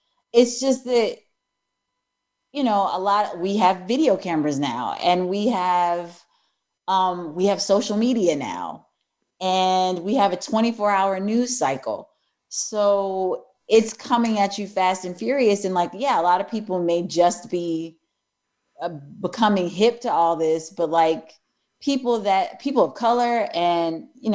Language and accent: English; Eureka, Missouri, United States; I grew up in Eureka, Missouri, which is right outside of St. Louis.